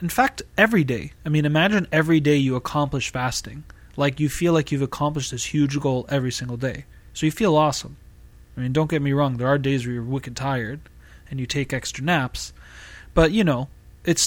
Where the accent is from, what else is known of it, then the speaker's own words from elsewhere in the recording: Boston, Massachusetts, United States; moved away as an adult; now in California Bay Area, United States; I was born and raised in Massachusetts